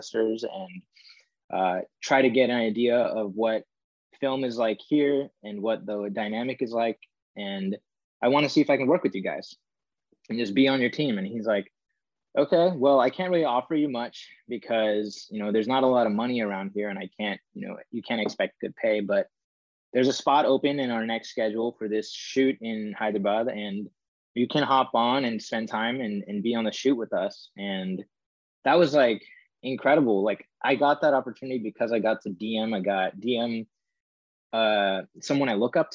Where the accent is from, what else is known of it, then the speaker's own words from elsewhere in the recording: Bay Area, California, United States; I grew up in the Bay Area